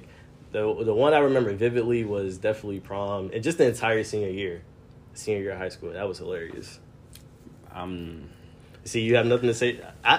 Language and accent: English; Gwinnett, Georgia, United States; also born or lived in New York; Originally, I was born in New York. I guess you can claim that I'm a Gwinnett native now since I've been here.